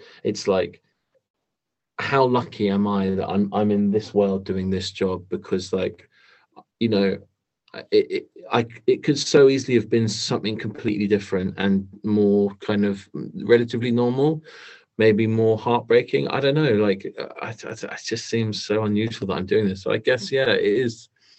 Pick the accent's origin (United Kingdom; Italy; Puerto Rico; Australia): Australia; as an Australian, I'm sure you can attest to it being vital.